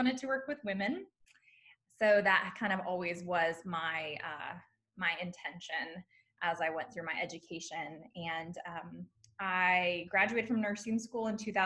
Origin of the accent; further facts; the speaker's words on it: San Diego, California, United States; moved away as an adult; also born or lived in Indiana; I'm originally from San Diego, California. I went to Indiana University for my undergrad